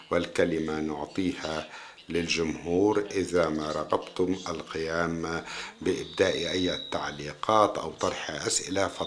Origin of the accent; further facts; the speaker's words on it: Iraq; now in Madrid, Spain; ربما في حالتي هو خليط بين إقامتي هنا في إسبانيا في مدريد والشخصيات هي دائما شخصيات من بلدين ثقافتين حياتين رأسان أو وجهان النصف يفكر في العراق